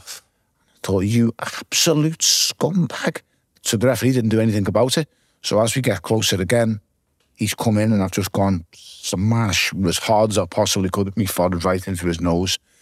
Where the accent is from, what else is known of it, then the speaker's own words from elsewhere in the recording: Liverpool, North West England, United Kingdom; growing up in the south end